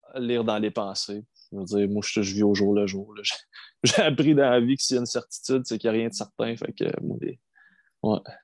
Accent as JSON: {"language": "French", "town": "D'Alembert", "region": "Quebec", "country": "Canada", "tie": "born or raised there", "also_born_or_lived": "Elliot Lake, Ontario", "said": "j'ai grandi en Abitibi, à D'Alembert."}